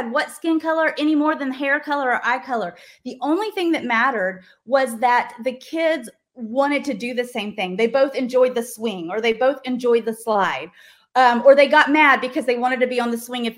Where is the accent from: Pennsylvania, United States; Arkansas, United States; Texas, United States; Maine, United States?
Arkansas, United States; Little Rock; I grew up in Little Rock, Arkansas.